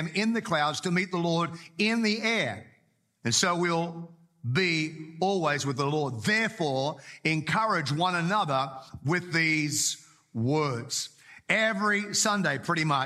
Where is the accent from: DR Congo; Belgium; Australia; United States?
Australia; moved away; also born or lived in Whangarei, New Zealand; I grew up in Australia, but I got saved in Australia and then moved with a family to Whangarei in New Zealand.